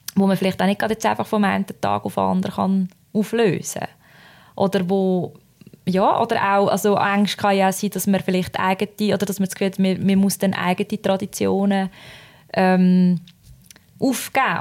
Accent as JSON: {"language": "German", "country": "Switzerland", "said": "ich komme aus der Schweiz"}